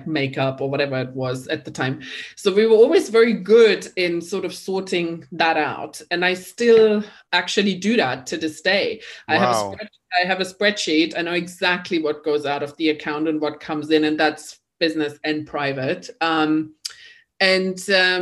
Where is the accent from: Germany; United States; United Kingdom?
Germany; East Germany; English is a second language; moved away; I am German, so I'm not British. And I grew up in East Germany.